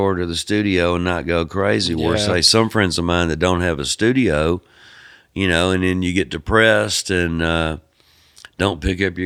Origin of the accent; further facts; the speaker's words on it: United States; we're from America